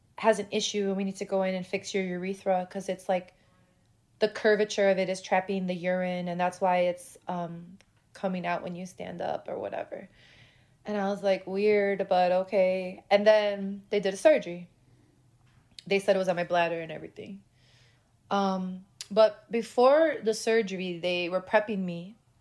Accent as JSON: {"language": "English", "town": "Chicago", "region": "Illinois", "country": "United States", "tie": "born or raised there", "said": "I was born in Chicago, born and raised, still live there"}